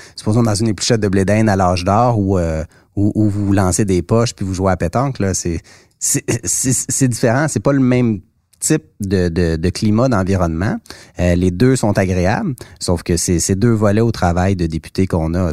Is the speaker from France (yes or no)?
no; Mont-Saint-Hilaire, Quebec, Canada; j'ai grandi dans mon comté, j'ai grandi à Mont-Saint-Hilaire